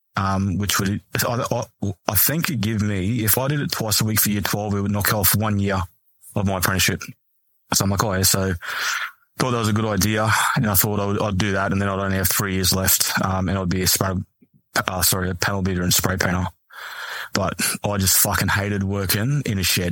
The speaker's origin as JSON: {"language": "English", "town": "Mount Isa", "region": "Queensland", "country": "Australia", "tie": "born or raised there", "also_born_or_lived": "Townsville", "said": "growing up in Mount Isa is, like, trade."}